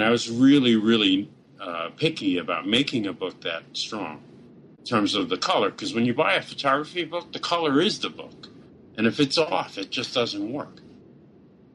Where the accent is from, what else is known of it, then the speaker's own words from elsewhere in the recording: New York, United States; being a New Yorker all my life